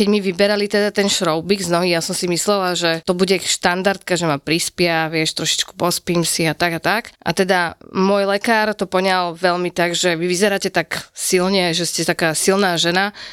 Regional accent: Spišská Nová Ves, Košice Region, Slovakia; Áno, novovešťanka.

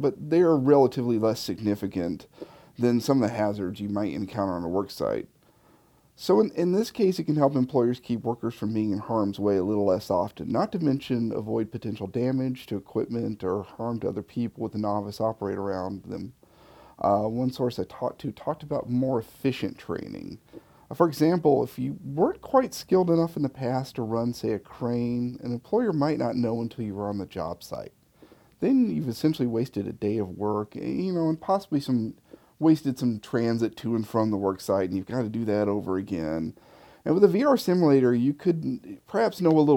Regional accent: Memphis, Tennessee, United States; my hometown of Memphis, Tennessee

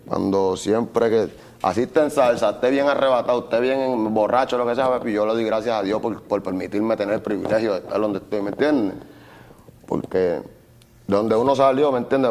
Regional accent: Puerto Rico; yo nací en Puerto Rico

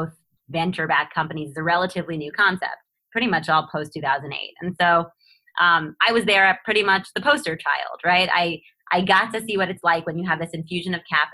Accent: Long Island, New York, United States; We grew up on Long Island, or Strong Island, as I like to say

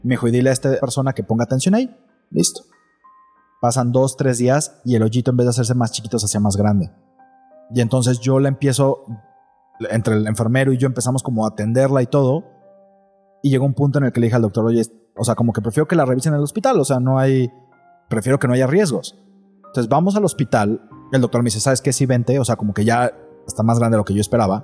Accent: Mexico City, Mexico; now in Guadalajara, Mexico; yo soy de Ciudad de México

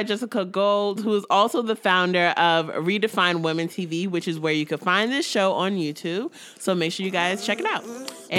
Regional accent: New York, United States; we're from New York, but we love the DMV area.

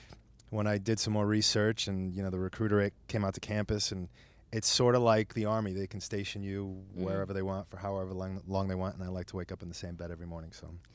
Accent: Palisades Park, New Jersey, United States; also born or lived in Brooklyn, New York; now in Las Vegas, United States; North Jersey, Palisades Park, born in Brooklyn, raised in northern New Jersey, Palisades Park, right over the bridge.

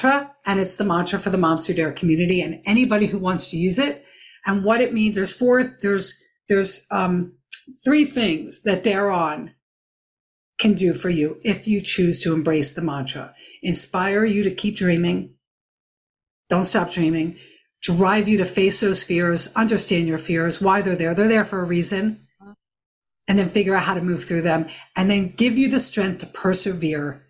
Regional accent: Philadelphia, Pennsylvania, United States; I'm from the Philadelphia area

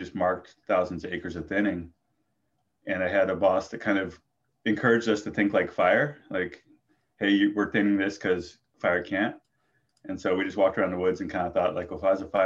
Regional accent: Lassen County, Northeastern California, United States; I grew up in Lassen County in Northeastern California.

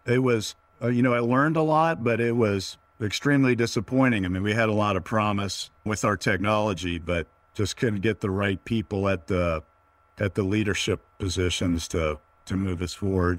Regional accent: Northern Virginia, United States; also born or lived in Prescott, Arizona; now in San Luis Obispo, United States; I'm originally, uh, born and raised in Northern Virginia, just outside of the D C Beltway.

